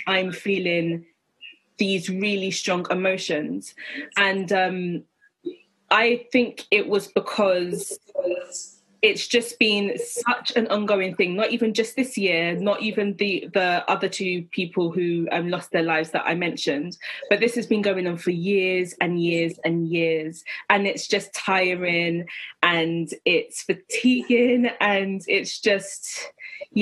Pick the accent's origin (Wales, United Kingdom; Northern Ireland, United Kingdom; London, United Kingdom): London, United Kingdom; I grew up in Tottenham and my heritage is from Ghana. So both of my parents are Ghanaian and I was born in the UK.